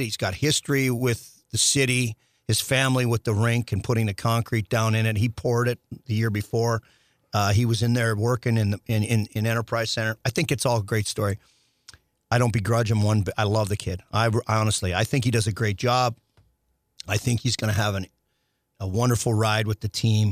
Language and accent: English; Saskatchewan, Canada; born or raised there; now in St. Louis, United States